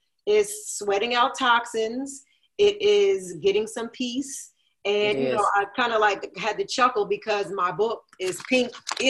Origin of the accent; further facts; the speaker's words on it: New Jersey, United States; I'm a Scorpio, I'm from Jersey